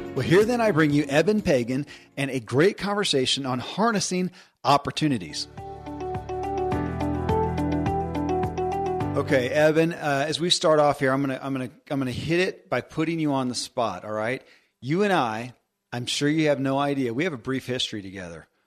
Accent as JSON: {"language": "English", "region": "Kentucky", "country": "United States", "tie": "born or raised there"}